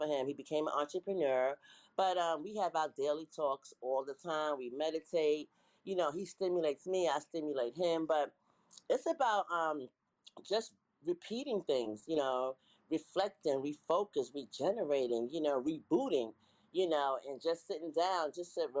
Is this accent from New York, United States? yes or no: yes; New York City, New York, United States; I'm from New York City